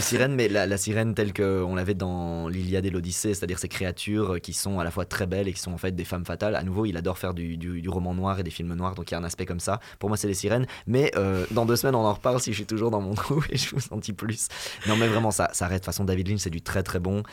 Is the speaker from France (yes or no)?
no; Belgium; chez nous en Belgique